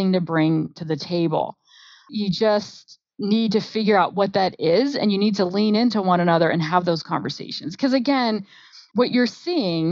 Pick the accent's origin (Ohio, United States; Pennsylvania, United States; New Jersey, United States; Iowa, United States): New Jersey, United States; I'm from New Jersey